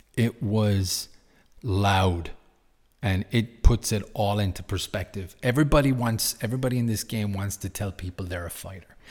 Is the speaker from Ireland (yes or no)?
yes; Ireland; I'm Irish.